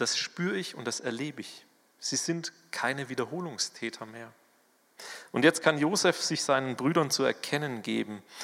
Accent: Swabia, Germany; accent: Swabian; moved away; ich bin ja ein Schwabe. Wenn hier in der Gemeinde irgendjemand Schwäbisch redet oder Dialekt, dann fühle ich mich heimatlich

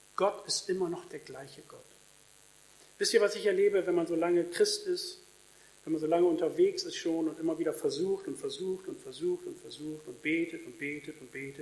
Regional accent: Germany; in Deutschland

